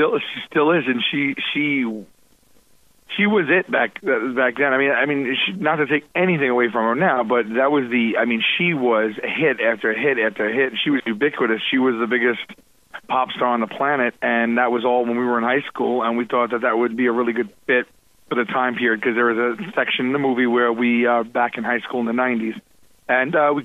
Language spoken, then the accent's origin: English; New York City, New York, United States; We're born and raised in Staten Island, New York.